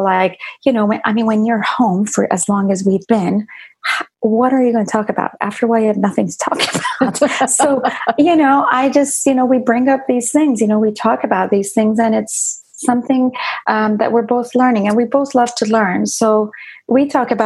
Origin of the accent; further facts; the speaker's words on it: Iran; moved away; I didn't grow up here. I grew up in Iran